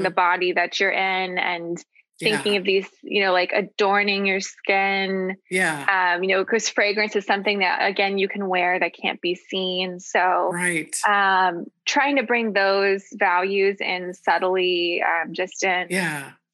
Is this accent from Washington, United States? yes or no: yes; Seattle, Washington, United States; now in San Francisco Bay Area, United States; I was born here in the Bay Area, but grew up in Seattle